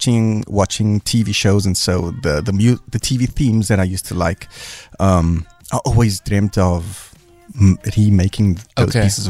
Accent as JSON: {"language": "English", "town": "Cape Town", "region": "Western Cape", "country": "South Africa", "tie": "born or raised there", "said": "I grew up in Montana."}